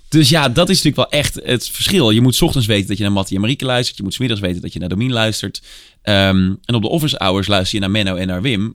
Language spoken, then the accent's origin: Dutch; Tilburg, North Brabant, Netherlands; Ik ben opgegroeid in Tilburg